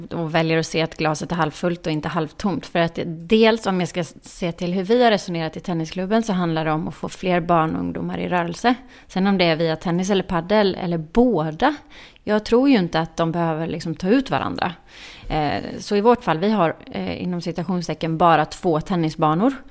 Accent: Småland, Sweden; fick bära Smålandsskylten eftersom jag är från Småland på invigningen.

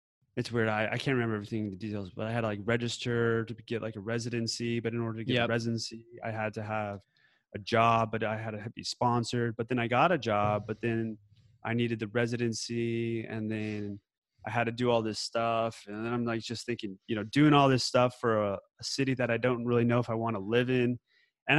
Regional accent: Denver, Colorado, United States; born or raised there; moved away as an adult; also born or lived in California

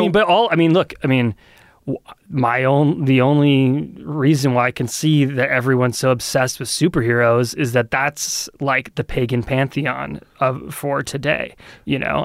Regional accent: Lee, New Hampshire, United States; now in Portsmouth, United States; I grew up in Lee

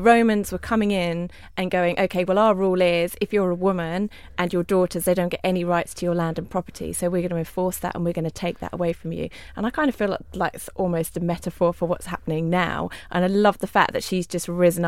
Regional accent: Ipswich, East of England, United Kingdom; I'm from Ipswich

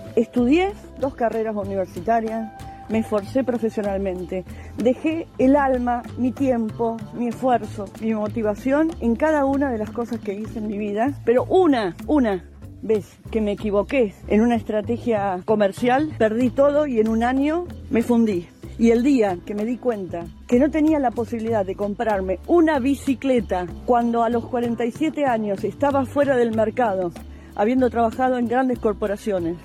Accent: Argentina; moved away as an adult; now in Europe; Somos argentinos

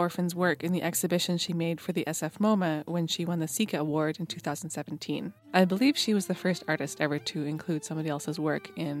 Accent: Canada; I am Canadian

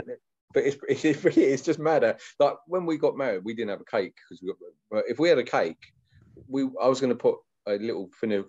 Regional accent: Hainault, London, United Kingdom; I'm from Hainault, which is the shit part.

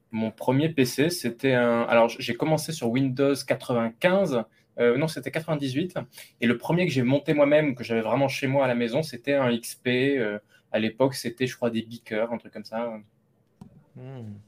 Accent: Lot, Occitania, France; now in Paris, France; je viens du Lot

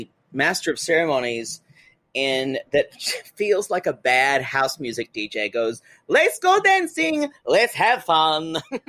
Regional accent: United States; As an American living abroad, you need McDonald's.

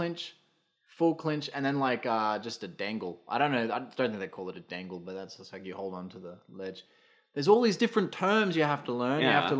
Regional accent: Brisbane, Queensland, Australia; As a kid, when you were climbing over shit, when I grew up in Brisbane, part of my life, and New Farm Park had those big trees, those big ass trees.

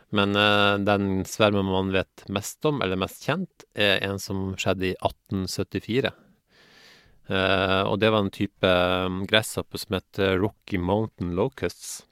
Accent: Northern Norway, Norway; moved away; also born or lived in Haugesund; jeg vokste opp i Nord-Norge

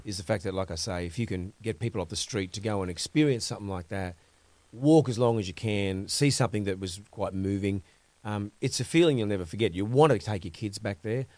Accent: Grafton, New South Wales, Australia; the education we got when growing up in Grafton

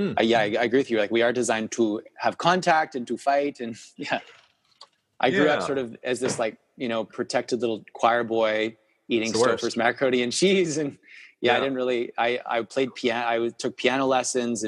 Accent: West Vancouver, British Columbia, Canada; I grew up in West Van, which is very similar

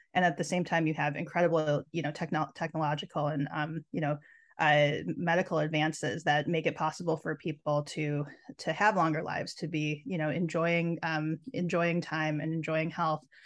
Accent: Minnesota, United States; growing up in Minnesota

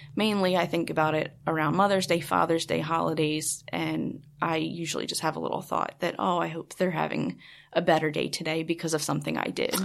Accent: Baltimore, Maryland, United States; I'm from Baltimore

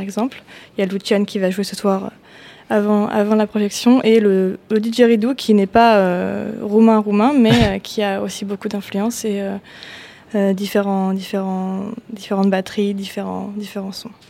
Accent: France; en tant que Français

